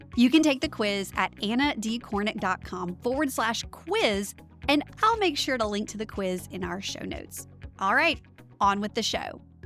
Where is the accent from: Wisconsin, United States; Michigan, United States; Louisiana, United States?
Louisiana, United States; Winnfield; moved away as an adult; also born or lived in Mandeville, Louisiana; my hometown of Winfield, Louisiana